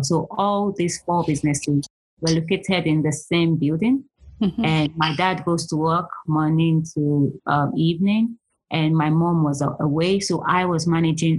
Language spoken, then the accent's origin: English; Nigeria; moved away as an adult; also born or lived in London, United Kingdom; now in United Kingdom; I'm originally from Nigeria. I pretty much did all my adult, pretty much young and adult age in Nigeria. I left Nigeria when I was 21.